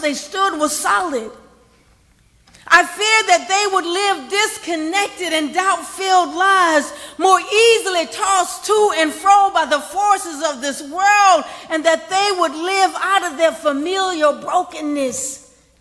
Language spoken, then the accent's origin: English; United States; I'm from Washington Park